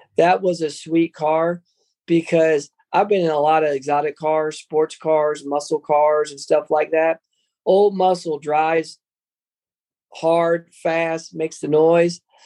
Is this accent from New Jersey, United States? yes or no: yes; Trenton, New Jersey, United States; I grew up around Chambersburg was Italian Village